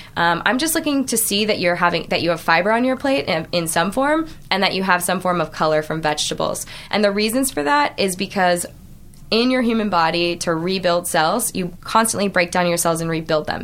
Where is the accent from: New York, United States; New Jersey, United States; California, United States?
California, United States; Orange County; I grew up in Orange County